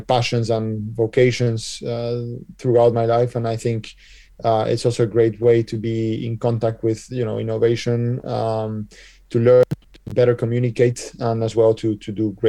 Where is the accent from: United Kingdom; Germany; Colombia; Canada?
Colombia; also born or lived in United States / San Francisco; now in Spain; I was born in Colombia, basically, but I come from a Spanish and Belgian family